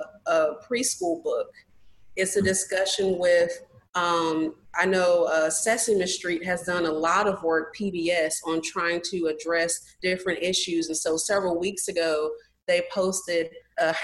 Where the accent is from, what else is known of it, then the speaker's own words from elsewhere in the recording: North Carolina, United States; where I grew up in North Carolina